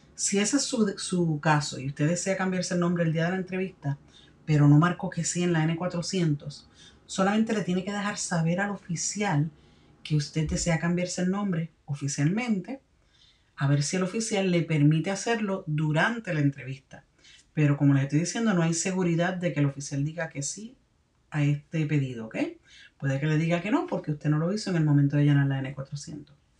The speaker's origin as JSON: {"language": "Spanish", "country": "Puerto Rico", "tie": "born or raised there", "said": "My country of birth is Puerto Rico."}